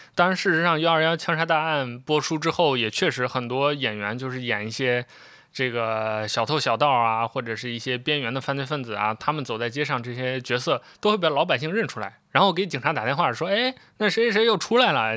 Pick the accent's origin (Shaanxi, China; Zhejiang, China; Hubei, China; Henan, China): Shaanxi, China; Xi'an; 我是一个西安人，但又不是那么西安的西安人。就我出生地并不是西安，但之后就，很长时间在西安生活，所以我的故乡认同就是西安